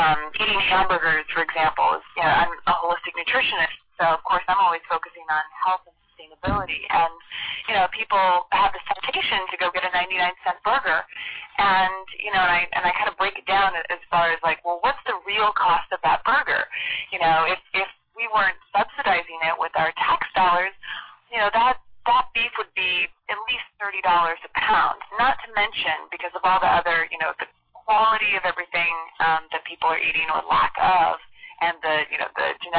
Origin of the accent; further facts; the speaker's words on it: Washington, United States; I grew up in Washington State